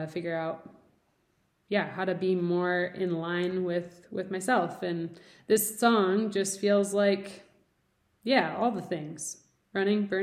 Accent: near Detroit, Michigan, United States; now in Denver, United States; I grew up near Detroit, amazing cultured food

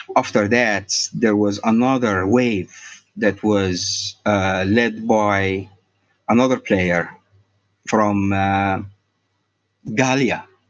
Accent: Egypt; also born or lived in Cairo; I'm from Egypt

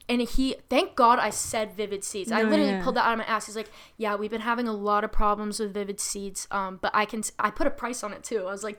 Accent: Massachusetts, United States; I'm from Massachusetts.

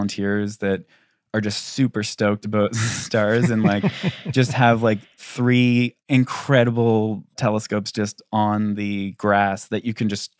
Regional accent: Canada; I'm a musician from Canada and space.

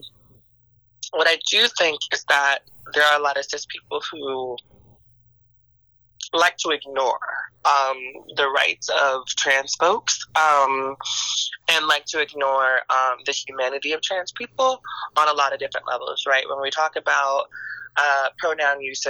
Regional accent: Miami, Florida, United States; now in Washington, D.C., United States; I am from Miami, but I have transplanted myself into D.C.

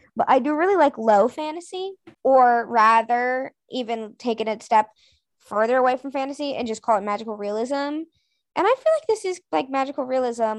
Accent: New England, United States; I'm from New England

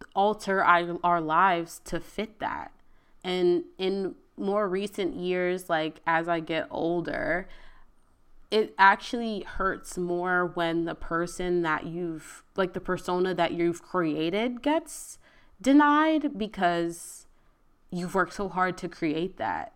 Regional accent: Virginia, United States; moved away as an adult; now in Houston, United States; I moved to Houston. I'm from Virginia.

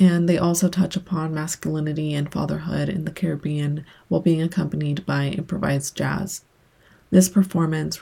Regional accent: El Salvador; moved away; I was born in El Salvador, and as the years go by, the more I miss it. I do go back and visit

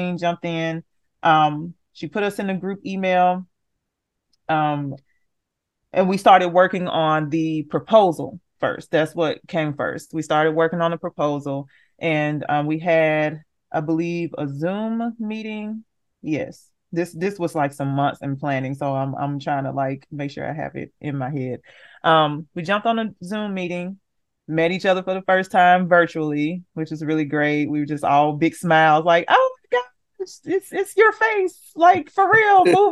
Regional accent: Memphis, Tennessee, United States; I'm from Memphis, Tennessee

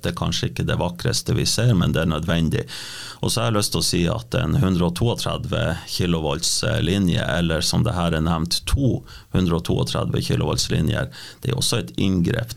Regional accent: Sør-Varanger, Finnmark, Norway; now in Vestre Jakobselv, Norway; Født og oppvokst i Sør-Varanger, bor nå i Vestre Jakobselv, ei en fin lita bygd i Vadsø kommune.

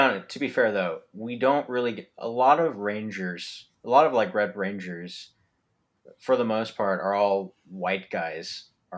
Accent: Philippines; I'm Filipino myself

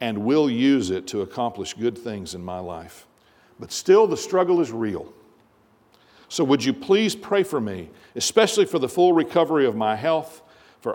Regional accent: United States; our experience as American Christians

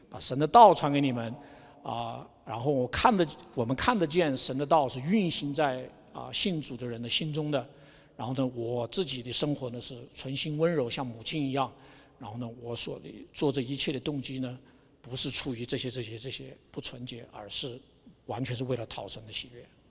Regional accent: Wuhan, Hubei, China; now in Albuquerque, United States; 我出生在武汉，所以算，算半个武汉人吧

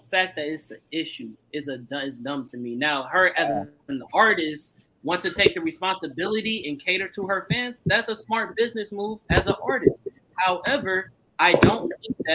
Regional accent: the Bay Area, California, United States; I come from the Bay

